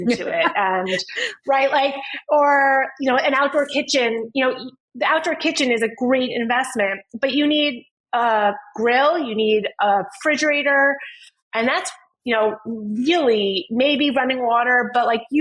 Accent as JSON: {"language": "English", "town": "New York City", "region": "New York", "country": "United States", "tie": "born or raised there", "moved": "as an adult", "lives_now": "Fairfield County, United States", "said": "I grew up in New York City."}